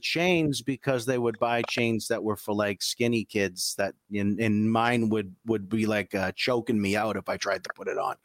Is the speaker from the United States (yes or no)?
yes; Billerica, Massachusetts, United States; I'm from Billerica